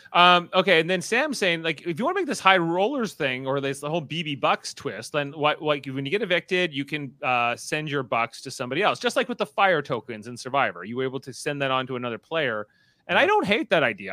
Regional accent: the Niagara region, Canadian side of the border, Ontario, Canada; we're from the general region, although on this side of the border.

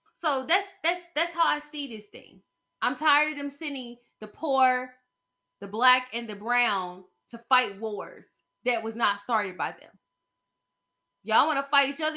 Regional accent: United States; as an American citizen

